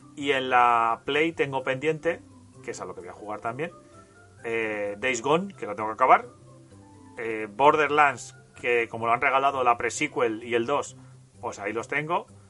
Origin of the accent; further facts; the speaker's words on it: Castilla-La Mancha, Spain; yo soy de La Mancha y en La Mancha se dice Halo